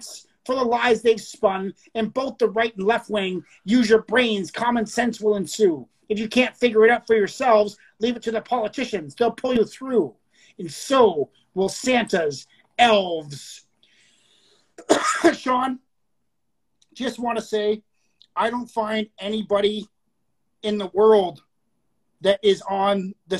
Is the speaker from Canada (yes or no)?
yes; Canada